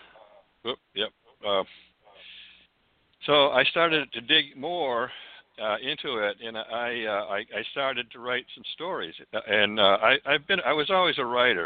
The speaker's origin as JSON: {"language": "English", "town": "Falmouth", "region": "Maine", "country": "United States", "tie": "born or raised there", "also_born_or_lived": "Santa Cruz, California / Sedona, Arizona", "moved": "yes", "lives_now": "Cottonwood, United States", "said": "I grew up in Maine, in Falmouth, Maine"}